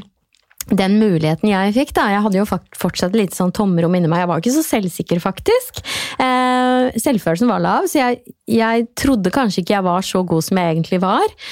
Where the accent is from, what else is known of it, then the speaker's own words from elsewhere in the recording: Trøgstad, Østfold, Norway; Jeg er jo fra Trøgstad.